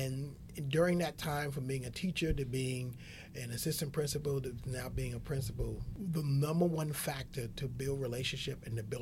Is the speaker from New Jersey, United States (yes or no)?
no; New York City, New York, United States; being raised as an African-American male in the South Bronx